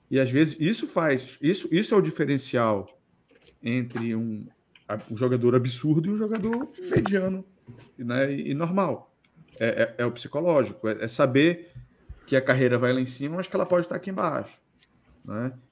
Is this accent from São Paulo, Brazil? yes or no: no; Belém, Pará, Brazil; moved away; Lá na minha cidade tinha assim. um das antigas, tinha um Xodó também, lá em Belém.